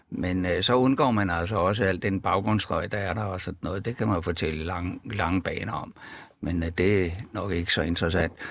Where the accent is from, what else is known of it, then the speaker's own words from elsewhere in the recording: Jutland, Denmark; Vi er jo faktisk begge to fra Jylland.